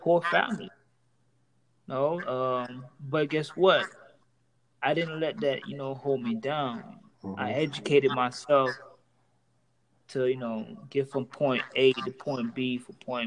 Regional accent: Homestead, Florida, United States; I'm a Haitian male. Well, with me growing up in Florida, let's say Homestead

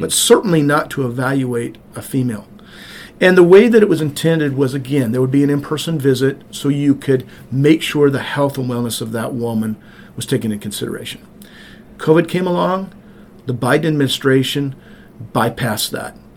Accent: Montana, United States; also born or lived in Cartersville, Georgia; now in White, Georgia, United States; I grew up on a farm in rural Montana.

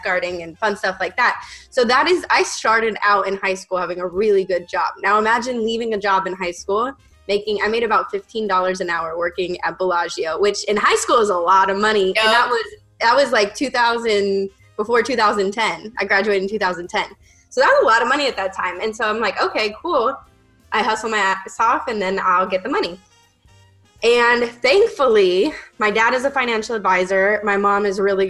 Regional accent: Las Vegas, Nevada, United States; moved away; I'm from Las Vegas and born and raised there.

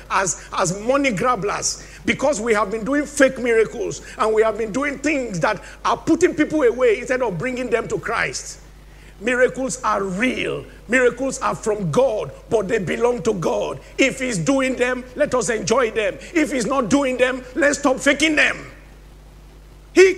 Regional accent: Nigeria; moved away; my home country, Nigeria

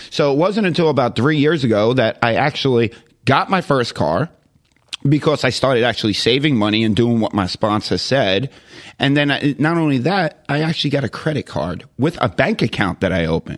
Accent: New York City, New York, United States; moved away as an adult; now in Jacksonville, United States; I conned my way into coming to Jacksonville, Florida from Queens, New York

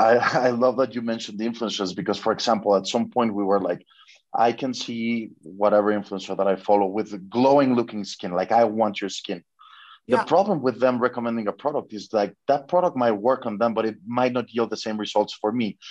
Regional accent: Mexico; I'm from Mexico

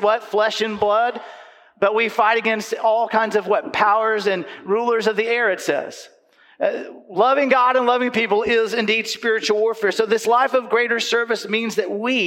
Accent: Panama City Beach, Florida, United States; I grew up in Panama City Beach, in Panama City Beach, Florida.

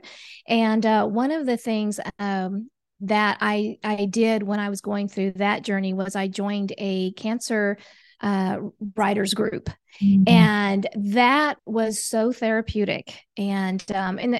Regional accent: Oklahoma, United States; moved away as an adult; also born or lived in Germany / Asia; originally I'm from Oklahoma

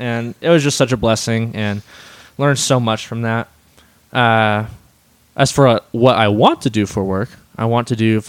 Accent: Redlands, California, United States; moved away as an adult; now in Colorado, United States; I spent most of my time in Redlands

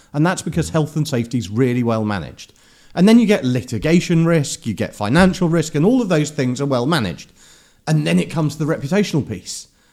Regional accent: London, United Kingdom; also born or lived in Herne Hill; I grew up in Clapham

